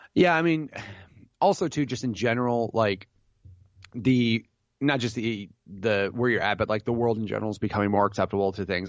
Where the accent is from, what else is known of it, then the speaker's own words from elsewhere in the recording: Illinois, United States; I grew up in Illinois